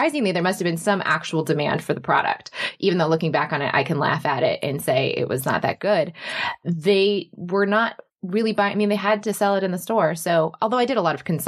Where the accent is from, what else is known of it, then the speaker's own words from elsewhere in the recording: Michigan, United States; I was growing up in Michigan, and then I went to the University of Michigan Business School